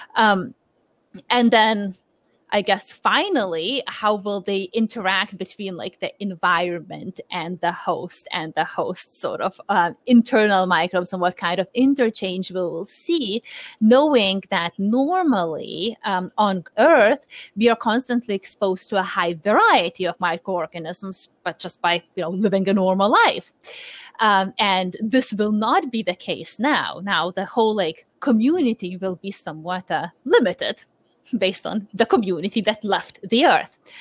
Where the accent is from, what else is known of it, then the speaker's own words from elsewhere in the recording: Lithuania; moved away; I'm born and raised in Lithuania